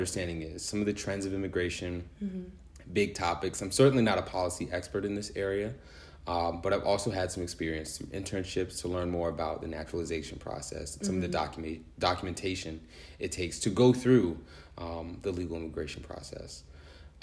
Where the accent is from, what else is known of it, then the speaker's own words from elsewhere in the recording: Manassas, Virginia, United States; I'm from Northern Virginia, Manassas, Virginia in particular